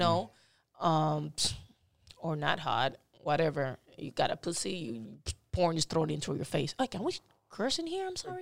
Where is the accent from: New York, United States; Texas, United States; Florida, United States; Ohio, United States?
Florida, United States; Miami; also born or lived in Cuba / Dominican Republic; I'm from Miami. I was born in Cuba, and I was, um, I went to Dominican Republic then and moved to Miami when I was, I got out of Cuba when I was ten